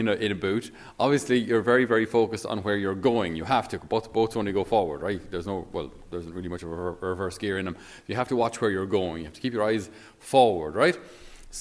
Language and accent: English; Tipperary, Ireland; I'm from Tipperary. We're a landlocked county.